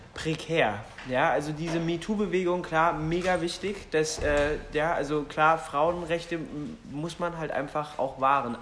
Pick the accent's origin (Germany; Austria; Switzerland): Germany; Berlin; das ist meine Heimat